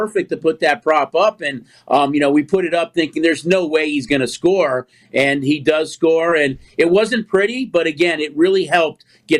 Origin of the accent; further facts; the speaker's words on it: Chicago, Illinois, United States; I'm from Chicago.